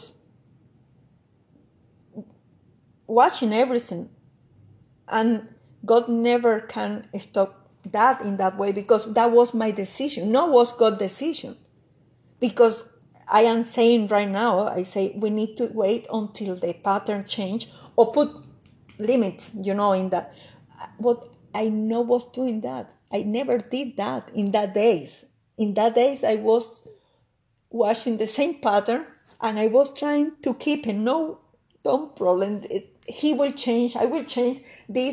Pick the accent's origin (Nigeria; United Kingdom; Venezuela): Venezuela; English is a second language; moved away as an adult; now in Canada; I was living in Venezuela in that moment.